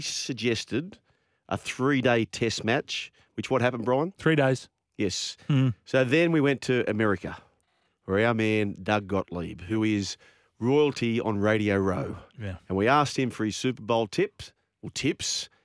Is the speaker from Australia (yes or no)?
yes; Australia